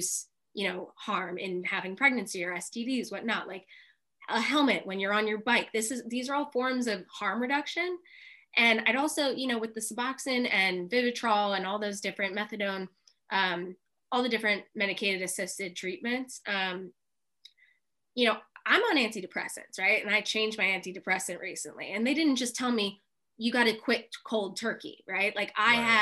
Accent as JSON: {"language": "English", "town": "Philadelphia", "region": "Pennsylvania", "country": "United States", "tie": "born or raised there", "said": "I grew up in Philadelphia"}